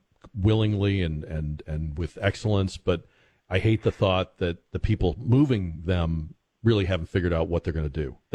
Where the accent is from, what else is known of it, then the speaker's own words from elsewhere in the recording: Massachusetts, United States; now in Texas, United States; growing up in New England, and New England's a very small place, so although I was in Massachusetts, these states are so small.